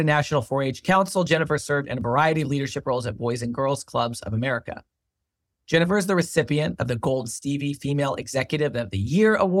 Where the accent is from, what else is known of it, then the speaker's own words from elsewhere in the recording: Kansas City, Missouri, United States; my hometown, Kansas City